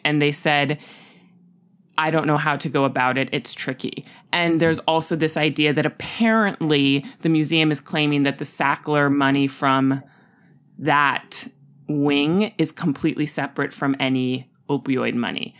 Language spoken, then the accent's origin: English; Los Angeles, California, United States; my childhood in Hollywood